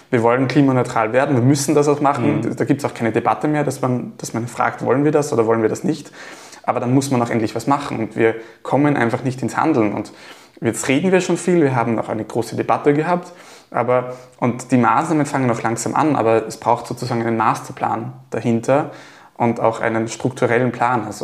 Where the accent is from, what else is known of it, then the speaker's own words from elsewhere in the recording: Gallneukirchen, Upper Austria, Austria; Also ich komme aus Gallnerkirchen